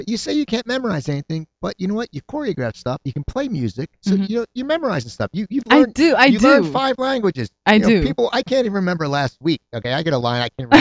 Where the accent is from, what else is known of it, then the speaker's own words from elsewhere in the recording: New Jersey, United States; I grew up in New Jersey